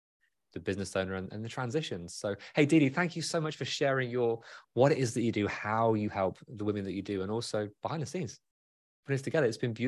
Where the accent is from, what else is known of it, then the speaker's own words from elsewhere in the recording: United Kingdom; As a Brit